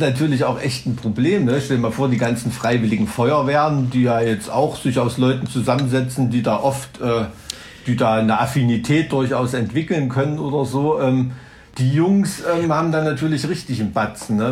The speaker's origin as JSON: {"language": "German", "region": "East Germany", "country": "Germany", "tie": "born or raised there", "said": "als Ossi-Kind bist du ja im Schwarzpulver aufgewachsen zu Silvester"}